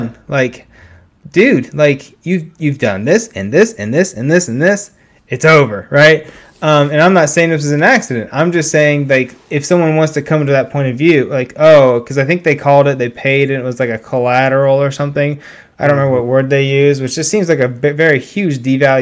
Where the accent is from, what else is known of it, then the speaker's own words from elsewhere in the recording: Beavercreek, Ohio, United States; my hometown, Beaver Creek, Ohio.